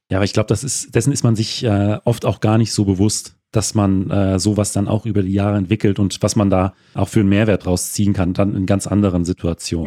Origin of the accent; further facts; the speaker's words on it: Hesse, Germany; als Hesse